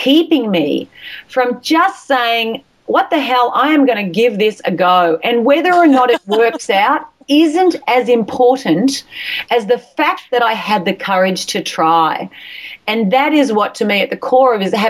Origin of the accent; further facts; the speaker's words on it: Australia; accent: Australian; with my accent, my Australian accent, my A's sound like I's and my R's sound like E's